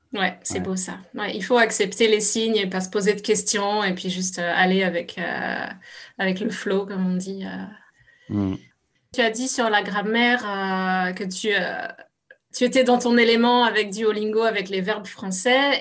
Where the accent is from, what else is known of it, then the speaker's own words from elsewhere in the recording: France; moved away as an adult; now in Canada; je suis française mais immigrée au Canada depuis dix ans